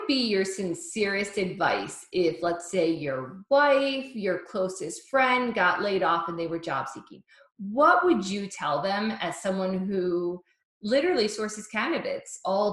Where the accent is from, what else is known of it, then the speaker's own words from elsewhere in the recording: the South, United States; I was raised in the South